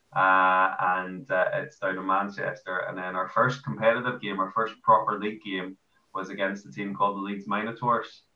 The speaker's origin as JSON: {"language": "English", "country": "Ireland", "moved": "as an adult", "lives_now": "Newcastle, United Kingdom", "said": "I'm Irish"}